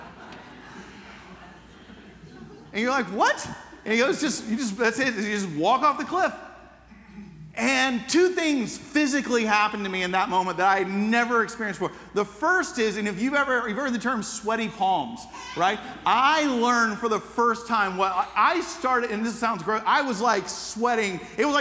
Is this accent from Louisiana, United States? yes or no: no; Atlanta, Georgia, United States; As a teenager growing up in Atlanta